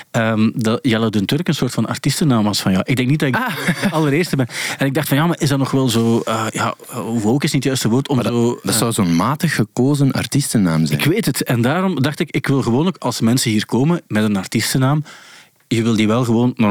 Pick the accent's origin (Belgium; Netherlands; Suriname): Belgium; Ingelmunster, Flanders; also born or lived in Kortrijk; now in Ghent, Belgium; Eh, ik ben afkomstig van Engelmunster. Dat ligt tegen